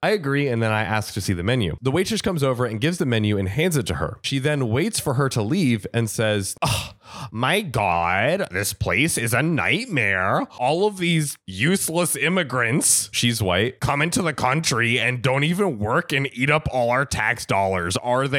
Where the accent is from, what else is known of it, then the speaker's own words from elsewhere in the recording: India; now in United States; I'm Indian, so I'm kind of used to the whole servant master attitude thing because it's big in India, but I'm not a fan of it. And I thought it was super weird here in the States.